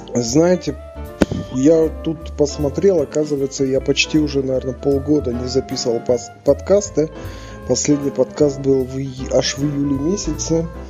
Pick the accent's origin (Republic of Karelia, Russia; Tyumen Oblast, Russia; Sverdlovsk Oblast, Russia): Tyumen Oblast, Russia; Tyumen; moved away; в тех местах, где откуда я родом